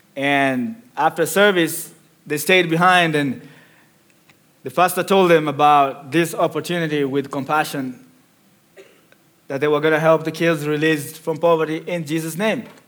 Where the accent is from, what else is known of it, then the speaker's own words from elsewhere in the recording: Nairobi, Kenya; moved away; I was born in the second largest slum in Kenya called Mathare, which is in Nairobi as well.